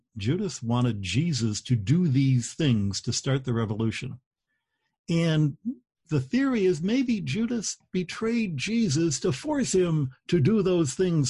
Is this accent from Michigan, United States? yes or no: yes; Detroit, Michigan, United States; I grew up in Detroit